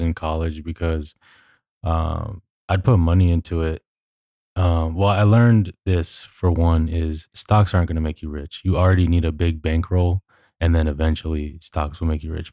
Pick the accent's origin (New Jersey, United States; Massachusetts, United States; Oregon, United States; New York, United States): New York, United States; New York City; we grew up in New York, which is quite literally the, uh, New York City is the most diverse city on the planet